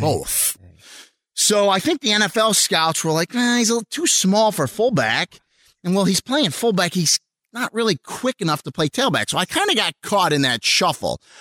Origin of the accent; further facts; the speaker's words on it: Rochester, New York, United States; I, uh, was born and raised in Rochester, New York. So that's where I'm from